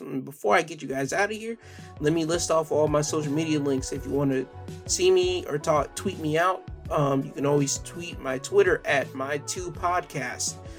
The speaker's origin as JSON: {"language": "English", "country": "United States"}